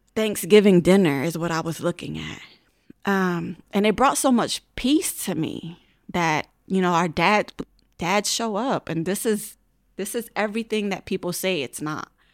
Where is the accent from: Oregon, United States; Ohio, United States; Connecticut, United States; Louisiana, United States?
Connecticut, United States; Hartford; I was born and raised in Hartford, gra-, went through all Hartford schools, graduated from Hartford High